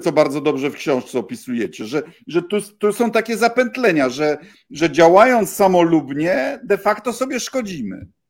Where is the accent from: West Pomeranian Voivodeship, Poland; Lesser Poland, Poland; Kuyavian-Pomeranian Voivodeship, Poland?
Kuyavian-Pomeranian Voivodeship, Poland; Bydgoszcz; Wychowałem się w bloku, tak jak na osiedlu leśnym w Bydgoszczy